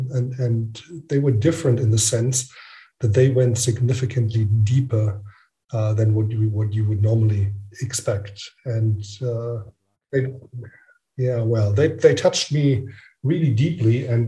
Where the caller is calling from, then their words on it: Frankfurt, Hesse, Germany; I'm calling in from Frankfurt in Germany.